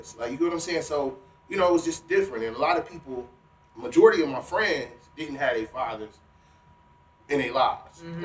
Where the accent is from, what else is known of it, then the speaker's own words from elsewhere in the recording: Cleveland, Ohio, United States; I grew up off Euclid Avenue on Cliffview.